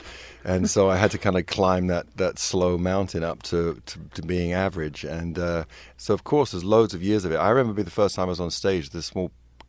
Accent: London, United Kingdom; excuse me, I'm from London, so I hadn't really heard of K-Rock.

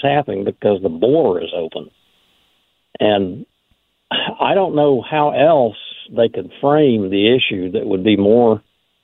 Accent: Oklahoma, United States; I'm from Oklahoma

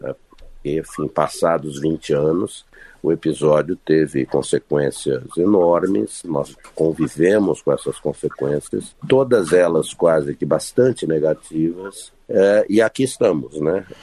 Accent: Brazil; moved away as an adult; now in Washington, D.C., United States; eu estou aqui há 41 anos, eu tenho filhos aqui, eu tenho netos aqui, enfim, eu sigo brasileiro, mas sou também americano

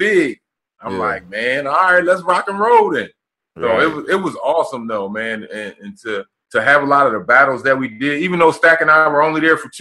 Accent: Philadelphia, Pennsylvania, United States; I'm not only from Philly, representing Philly, I'm playing for Philly.

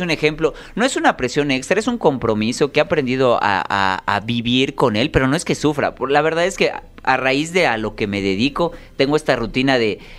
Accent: Yucatán, Mexico; soy yucateco

